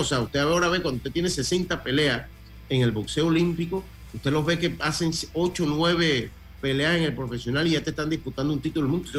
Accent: Panama; Nosotros como Panamá, siendo un país pues yo diría que de centro derecha

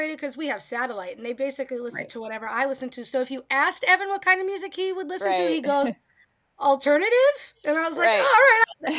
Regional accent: Lowell, Massachusetts, United States; I'm originally from Lowell

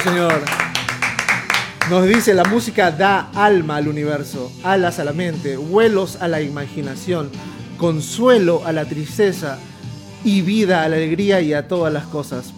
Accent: Lima, Peru; tres lugares anecdóticos para mí en mi adolescencia, acá en San Miguel, San Miguel Lima

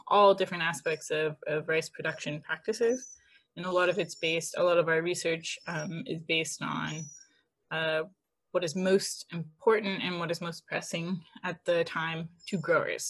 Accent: Oregon, United States; moved away as an adult; now in California, United States; I'm actually originally from Oregon

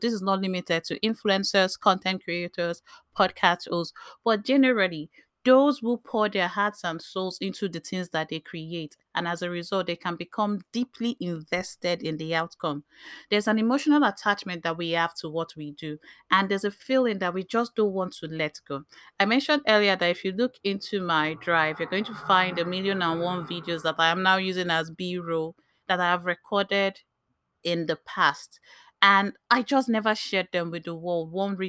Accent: Bayelsa, Nigeria; As an African, as a Nigerian, as a Nimbe girl, there's this, as a military child, I saw all the way to Covenant University, there's this expectation of excellence that is placed on us.

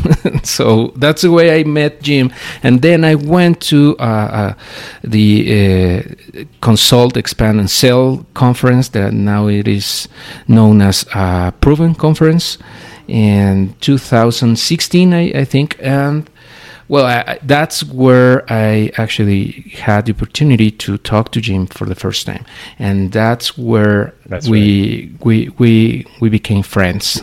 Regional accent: Mexico; we in Mexico cannot live

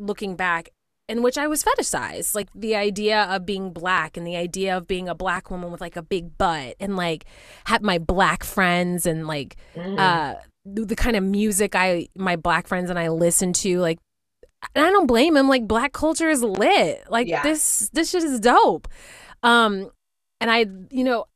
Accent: Spring, Texas, United States; moved away; Houston. Well, a city outside of Houston called Spring

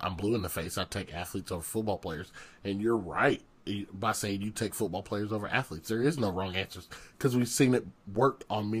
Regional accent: Southern United States, United States; much different than probably myself or Justice growing up in the South.

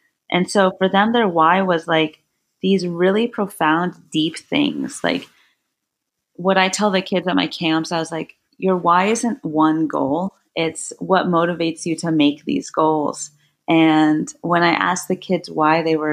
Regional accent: Orange County, California, United States; moved away; also born or lived in Blacksburg, Virginia; growing up in Orange County, California, I was very privileged

